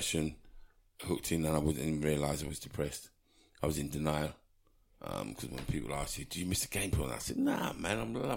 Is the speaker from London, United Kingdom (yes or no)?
yes; Southall, London, United Kingdom; I grew up in Southall, in Middlesex